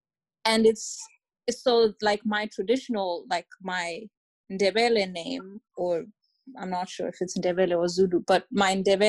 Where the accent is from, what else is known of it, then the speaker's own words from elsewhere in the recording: Botswana; And a reason why I always like specified that I'm from Botswana